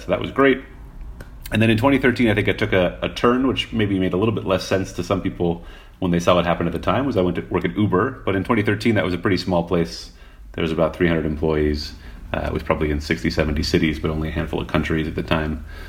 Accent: Montreal, Quebec, Canada; moved away; I grew up in Montreal, which is actually a pretty good bike city in its own right

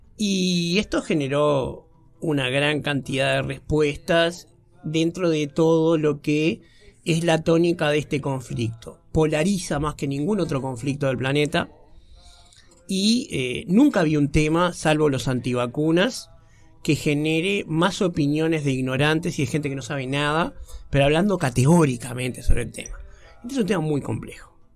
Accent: Uruguay; nosotros como uruguayos somos bastante europeomentales

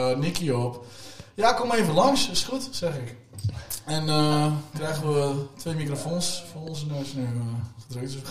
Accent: Overijssel, Netherlands; Ja, dat is, ja, ik kom uit Overijssel.

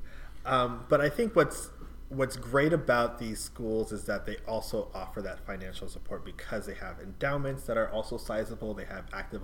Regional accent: New York City, New York, United States; now in Massachusetts, United States; New York City, where I grew up

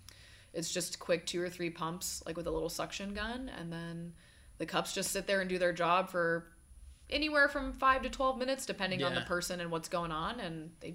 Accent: Atlanta, Georgia, United States; accent: null and void accent; also born or lived in Birmingham, Alabama; I grew up in Atlanta, for all intents and purposes. I'm from Birmingham, Alabama.

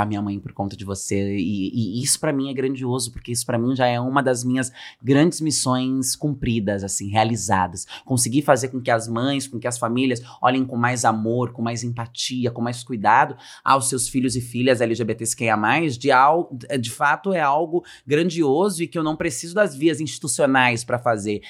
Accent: Francisco Morato, São Paulo, Brazil; cresci nesse lugar em Francisco Morato, região metropolitana de São Paulo, cidade periférica

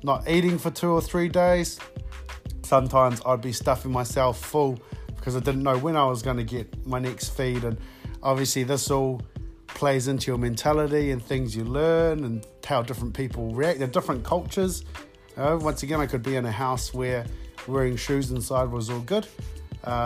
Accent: New Plymouth, Taranaki, New Zealand; I grew up born and bred in Taranaki, born at the New Plymouth Base Hospital.

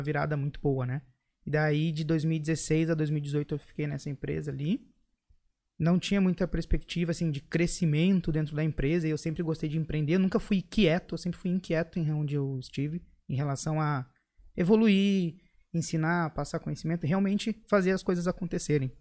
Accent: Erechim, Rio Grande do Sul, Brazil; also born or lived in Porto Alegre; Eu sou do interior de Erechim, morei muitos anos, quase treze

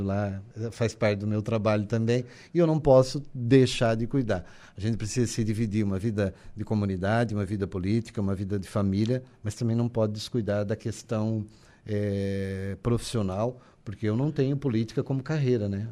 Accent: Maracajá, Santa Catarina, Brazil; also born or lived in Criciúma; Eu nasci na comunidade de São Jorge.

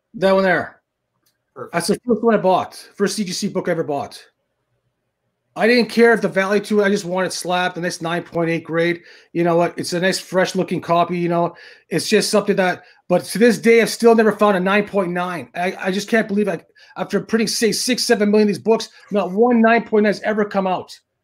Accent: Thunder Bay, Ontario, Canada; moved away; back in my hometown, which is Thunder Bay, Ontario, in Canada

